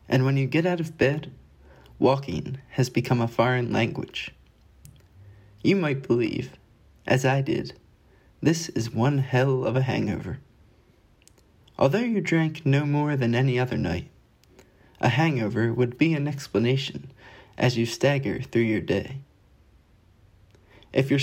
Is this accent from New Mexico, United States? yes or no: no; Wilmington, Delaware, United States; I'm from Wilmington, Delaware